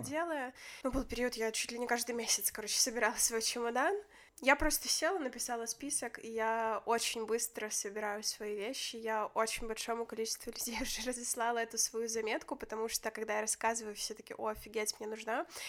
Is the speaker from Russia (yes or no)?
no; Grodno, Grodno Region, Belarus; я же из Гродно